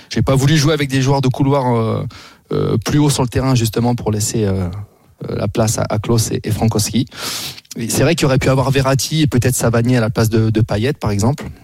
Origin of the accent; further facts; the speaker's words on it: Picardy, Hauts-de-France, France; moi, je suis Picard de base, donc on n'est pas très loin.